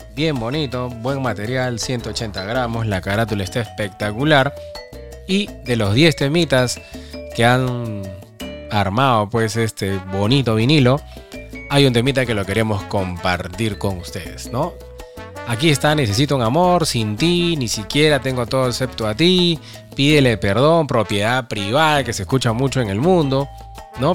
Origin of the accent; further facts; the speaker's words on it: Peru; Soy peruano.